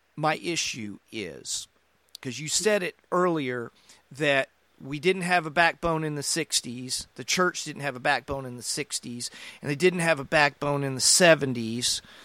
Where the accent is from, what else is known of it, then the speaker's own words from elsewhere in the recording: United States; as American Christians, we have a dual citizenship